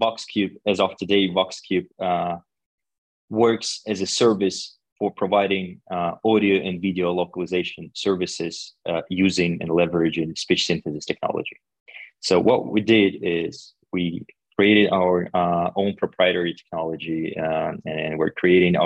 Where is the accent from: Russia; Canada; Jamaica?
Russia; English is a second language; also born or lived in China; now in Vienna, Austria; I'm originally from Russia, and now I live in Vienna for quite some time already.